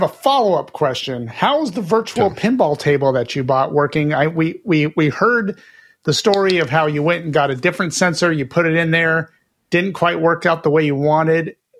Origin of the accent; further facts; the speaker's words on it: United States; because I'm American, I like the guns.